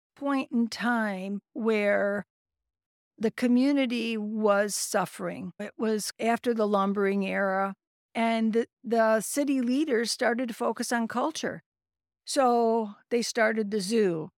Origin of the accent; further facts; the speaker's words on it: Carrollton, Michigan, United States; moved away as an adult; also born or lived in Ohio / Indiana / California; now in Saginaw, United States; I grew up in Carleton, graduated from Carleton High School